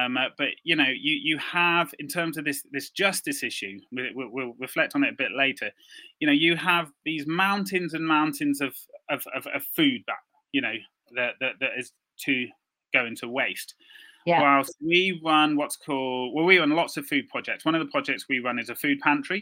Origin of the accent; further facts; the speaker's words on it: Birmingham, West Midlands, United Kingdom; I'm from Birmingham, as you said, part of an urban expression team